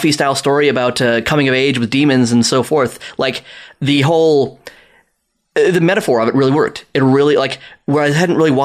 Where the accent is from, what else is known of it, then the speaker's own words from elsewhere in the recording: South Africa; moved away as an adult; now in Toronto, Canada; I'm from South Africa